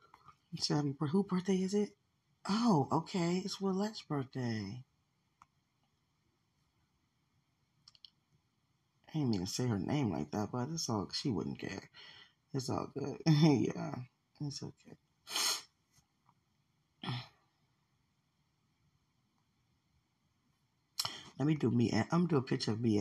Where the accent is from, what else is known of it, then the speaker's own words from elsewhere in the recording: United States; I grew up in America